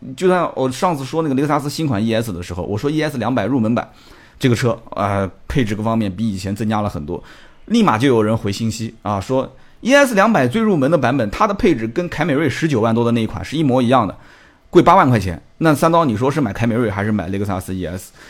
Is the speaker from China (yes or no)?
yes; Nanjing, Jiangsu, China; 反正我就是在那边出生的